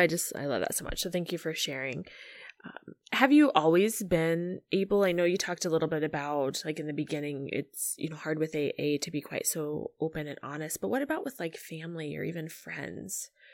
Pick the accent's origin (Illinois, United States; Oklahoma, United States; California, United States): Illinois, United States; I'm actually from Illinois